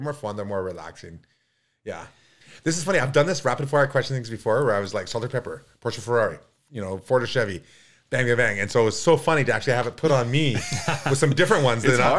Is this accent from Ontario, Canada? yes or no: no; Kamloops, British Columbia, Canada; now in North Vancouver, Canada; Okay, my family's here in North Vancouver. I love it. I was raised in Kamloops. I've known Kamloops really well. I love riding Kamloops.